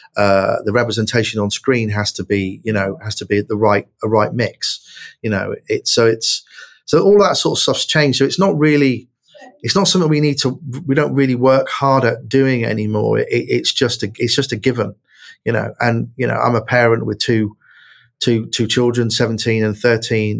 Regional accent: Plymouth, South West England, United Kingdom; I grew up in Plymouth uh, as a young lad.

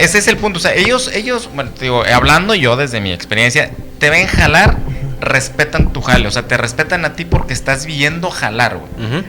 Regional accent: Mexico; moved away; also born or lived in United States; aquí en México

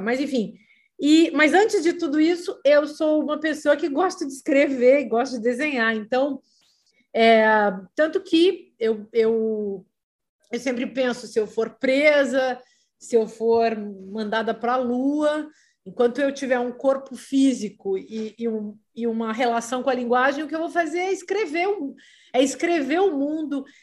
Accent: Vacaria, Rio Grande do Sul, Brazil; also born or lived in Paris; now in Lisbon, Portugal; Eu peguei neve em Vacaria passei a vida atravessando a geada. Imagina o que, é ir para o colégio de saia com uma conga

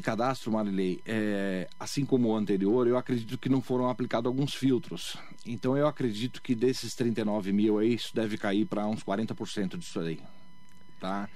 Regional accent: Mogi das Cruzes, São Paulo, Brazil; moved away; Eu nasci em Mogi das Cruzes e fui me fazer fora da cidade, né? Eu estudei fora da cidade criei minha família fora da cidade

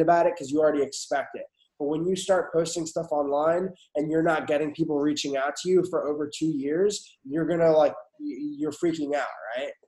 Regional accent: Westchester, New York, United States; now in Houston, United States; I'm originally from Westchester

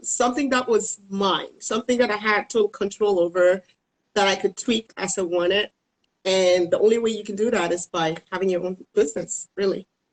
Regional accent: Cameroon; moved away as an adult; now in Dallas, United States; I am originally from Cameroon in West Africa.

